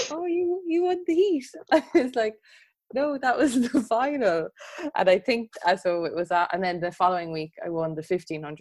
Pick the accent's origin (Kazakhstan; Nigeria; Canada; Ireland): Ireland; Limerick, Munster; when I was in primary school, I'm from Limerick, and I would have driven to Cork